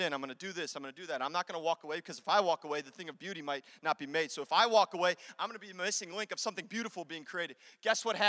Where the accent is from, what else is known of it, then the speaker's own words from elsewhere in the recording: Chicago, Illinois, United States; I'm from Chicago